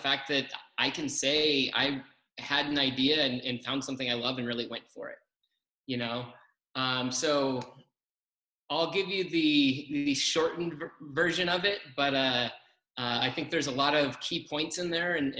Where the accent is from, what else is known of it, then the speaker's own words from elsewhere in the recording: Colorado, United States; I grew up in Colorado